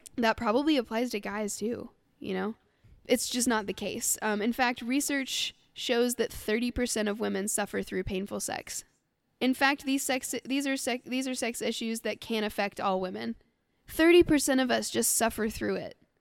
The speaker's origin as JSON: {"language": "English", "region": "Scotland", "country": "United Kingdom", "said": "I'm fucking Scottish"}